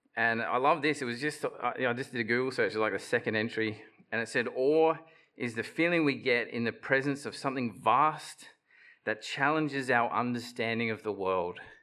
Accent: Bundaberg, Queensland, Australia; I grew up in Bundaberg in the revival fellowship there

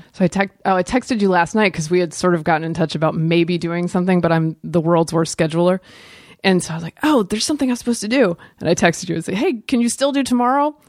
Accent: the South, United States; I'm from the South

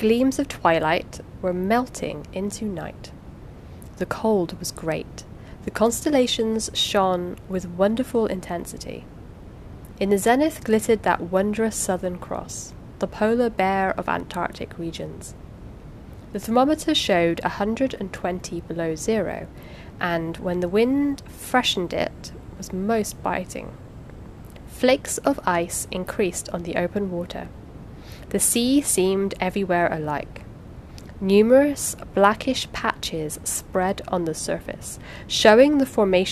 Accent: United Kingdom; because I'm British

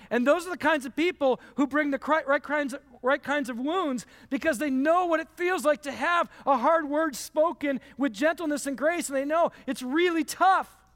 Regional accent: Michigan, United States; I grew up in Michigan

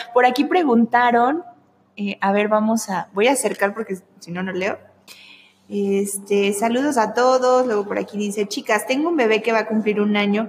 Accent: Veracruz, Mexico; yo soy veracruzana, entonces yo traigo como la sangre así

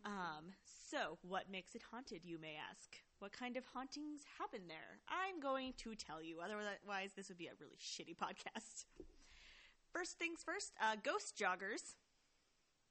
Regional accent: Denver, Colorado, United States; I basically consider Denver, Colorado, my hometown.

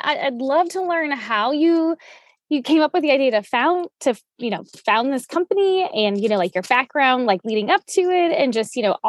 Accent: Louisiana, United States; moved away as an adult; now in Oregon, United States; We're from Louisiana, but we left after Katrina

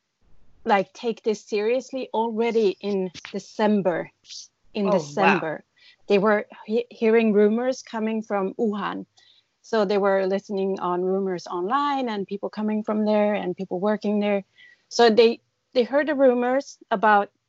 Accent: Sweden; moved away as an adult; now in Taipei, Taiwan; I come from Sweden, and I've been living here for 13 and a half years.

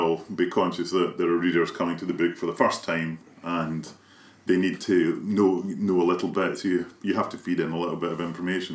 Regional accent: Kilmarnock, Scotland, United Kingdom; Kilmarnock, my hometown

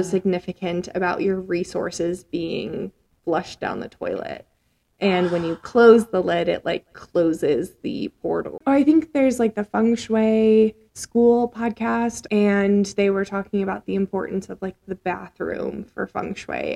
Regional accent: Minnesota, United States; also born or lived in Nebraska; now in Colorado, United States; I'm from Nebraska first and then Minnesota

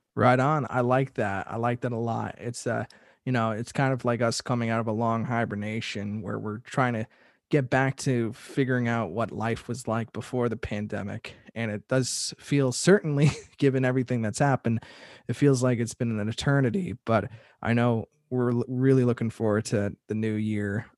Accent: Northeast, United States; growing up in the Northeast

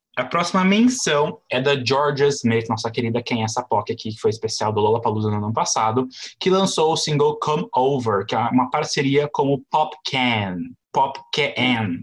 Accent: Brazil; eu sou do Brasil

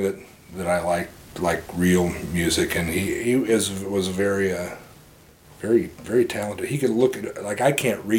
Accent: St. Charles, Missouri, United States; I grew up in St. Charles

